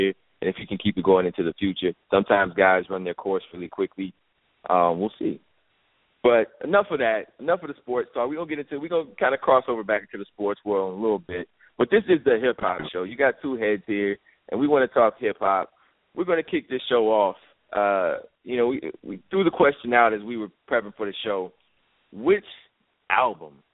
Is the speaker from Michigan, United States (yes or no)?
no; Chicago, Illinois, United States; I grew up in Chicago, but I grew up in Chicago during the Jordan era